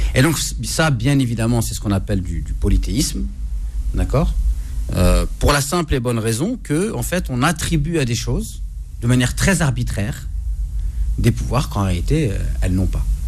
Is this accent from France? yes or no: no; Morocco; chez nous au Maroc